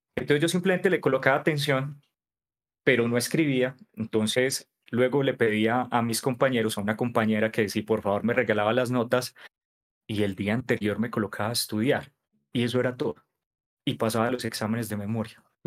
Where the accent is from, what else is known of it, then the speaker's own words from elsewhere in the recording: Pereira, Risaralda, Colombia; moved away as an adult; also born or lived in Cartagena; now in Bogotá, Colombia; soy pereirano, pues ya llevo viviendo acá en Bogotá más de 10 años, mi segunda casa